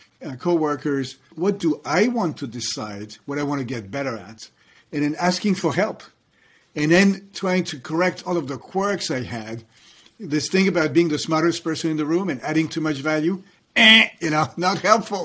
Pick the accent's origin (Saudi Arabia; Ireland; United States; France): France; moved away; I was growing up in France